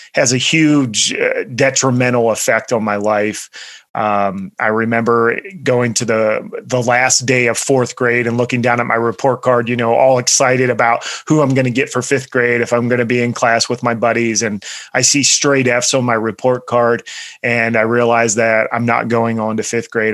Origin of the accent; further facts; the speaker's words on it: central Pennsylvania, United States; I grew up in uh, central Pennsylvania